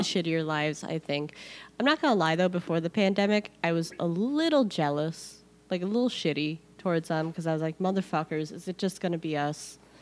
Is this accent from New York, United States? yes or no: no; Illinois, United States; in Illinois, we love when the tornado siren goes off because, like, in the suburbs, we'd all go outside to see